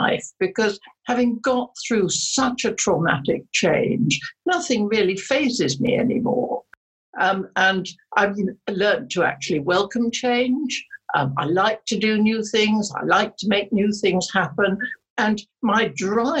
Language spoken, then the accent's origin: English; England, United Kingdom; also born or lived in Germany; I was very lucky in my foster parents, who brought me up as they would their own children. And I am more English than the English